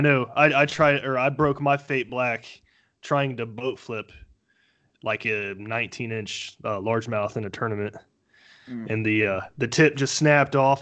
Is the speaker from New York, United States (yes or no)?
no; Dayton, Ohio, United States; I'm from the Dayton, Ohio area